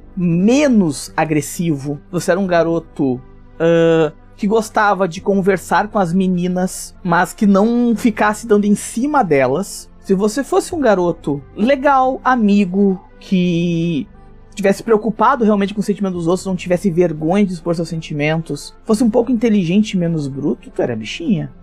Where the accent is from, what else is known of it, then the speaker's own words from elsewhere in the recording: Esteio, Rio Grande do Sul, Brazil; Eu sou de Esteio, fica a 20 quilômetros de Porto Alegre, Rio Grande do Sul